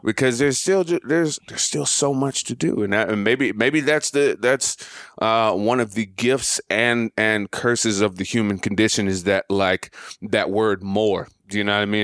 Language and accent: English; Montgomery, Alabama, United States; moved away; I'm from Montgomery, Alabama